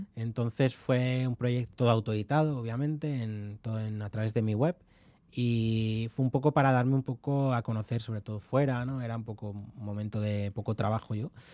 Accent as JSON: {"language": "Spanish", "town": "León", "region": "Castile and León", "country": "Spain", "also_born_or_lived": "Carrizo de la Ribera", "said": "soy de León y mi pueblo es de Carriz de la Ribera, es el pueblo de mi madre y, y yo he veraneado allí"}